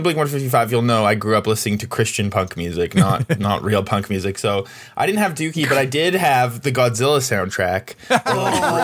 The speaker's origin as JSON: {"language": "English", "country": "Canada", "said": "I'm Canadian"}